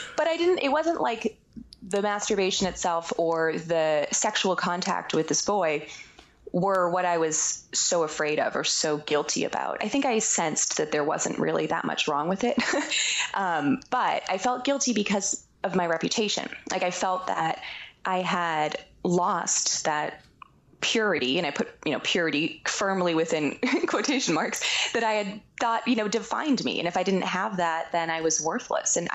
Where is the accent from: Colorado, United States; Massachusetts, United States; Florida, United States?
Massachusetts, United States; Boston; moved away; we were growing up in the Boston area